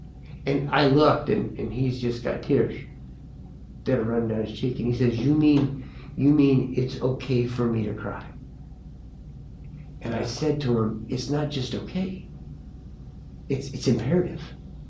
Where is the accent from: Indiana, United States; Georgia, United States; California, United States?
California, United States; I'm like, dude, I came from California.